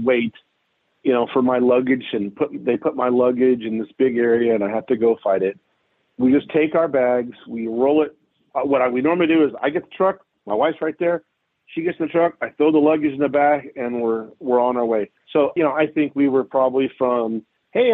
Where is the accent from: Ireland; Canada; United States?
United States; we, as American citizens